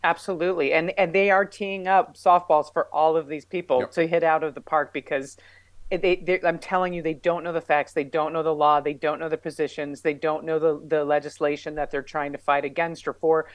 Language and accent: English; New Mexico, United States; I have a degree in physical education because I'm from New Mexico and I'm a lesbian and it's the law